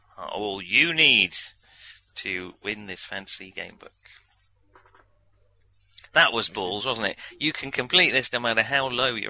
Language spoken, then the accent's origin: English; Manchester, North West England, United Kingdom; now in Devon, United Kingdom; I'm from Manchester